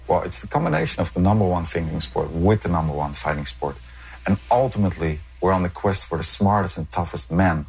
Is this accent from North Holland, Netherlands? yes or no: no; Rotterdam, South Holland, Netherlands; I'm a Dutchman from Rotterdam